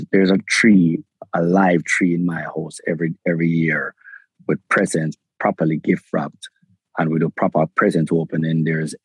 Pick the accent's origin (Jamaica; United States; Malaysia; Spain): Jamaica; Kingston; I was born in Jamaica. I have a Jamaican passport. I lived in the ghettos of Kingston, raised in the ghetto of Kingston.